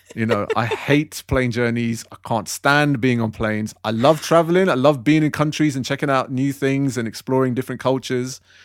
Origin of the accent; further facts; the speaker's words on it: United Kingdom; I was born here, raised here, I pay my taxes here, I work here, I live here